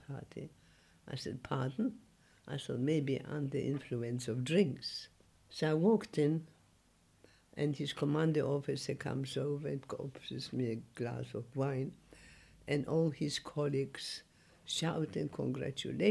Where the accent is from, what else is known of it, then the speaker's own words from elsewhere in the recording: Poland; English is a second language; moved away as an adult; also born or lived in Germany; now in England; I was born in Poland